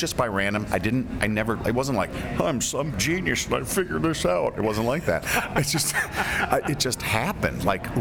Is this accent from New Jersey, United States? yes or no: no; Chicago, Illinois, United States; You're in my hometown